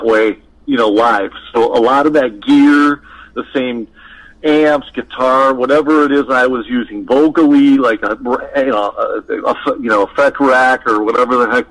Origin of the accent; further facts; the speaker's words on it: Midwest, United States; moved away; I grew up in the Midwest playing, three or four sets of rock and roll metal covers